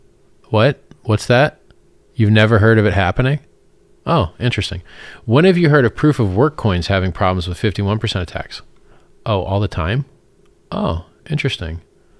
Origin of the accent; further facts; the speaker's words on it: Florida, United States; I'm from Florida as well, Team Florida. It's like a big trailer park of a state that basically is a real-life Jerry Springer show at all times.